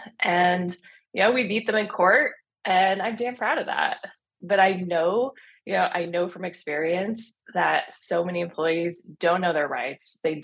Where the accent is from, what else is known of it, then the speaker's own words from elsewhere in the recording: Washington County, Oregon, United States; born and raised in Washington County, in the rural part of Washington County. My parents had a business for 30 years in the community.